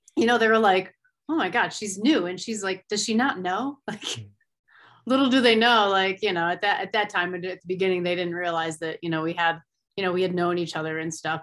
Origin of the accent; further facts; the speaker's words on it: Finger Lakes region, New York, United States; moved away as an adult; now in Colorado, United States; I grew up in the Finger Lake region